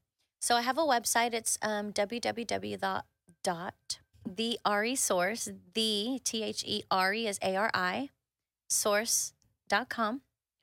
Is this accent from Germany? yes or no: no; Monterrey, Nuevo León, Mexico; You know, I am from Monterrey. Well, close to Monterrey.